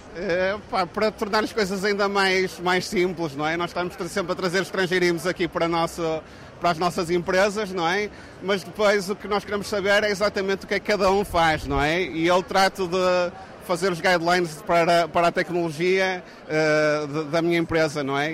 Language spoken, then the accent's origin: Portuguese; Braga, Norte, Portugal; Braga, porque é a, nossa, é a minha cidade natal, portanto eu cresci lá